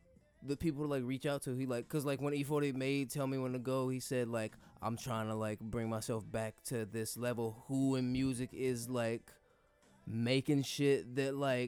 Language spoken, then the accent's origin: English; Kansas City, United States; Yo, I'm from Kansas City. I know you fuck with Kansas City. From KC to the Bay.